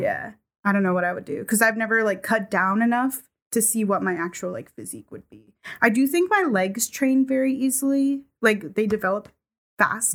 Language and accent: English; New England, United States; moved away; I grew up in New England where it was not very diverse.